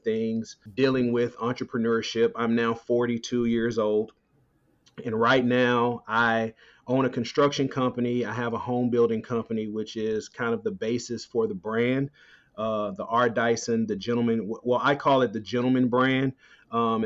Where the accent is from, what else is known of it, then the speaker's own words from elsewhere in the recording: Dallas, Texas, United States; I'm originally from Dallas, Texas, born and raised